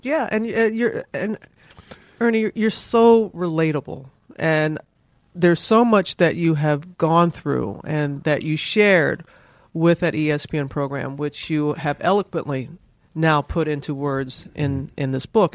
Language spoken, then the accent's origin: English; Mississippi, United States; growing up in Mississippi